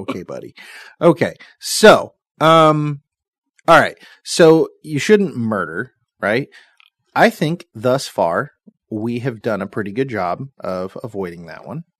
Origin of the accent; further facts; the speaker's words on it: United States; as an American citizen